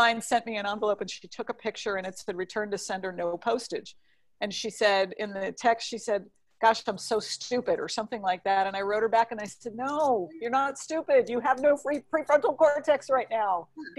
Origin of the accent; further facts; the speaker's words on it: New York City, New York, United States; now in California, United States; As a New Yorker